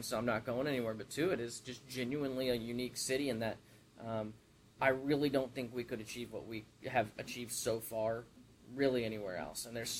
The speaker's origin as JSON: {"language": "English", "town": "Kansas City", "region": "Missouri", "country": "United States", "tie": "born or raised there", "also_born_or_lived": "Texas", "accent": "southern drawl", "said": "I was born in Texas, raised in Kansas City. I've been here since I was two, but I still say things with a southern drawl from time to time."}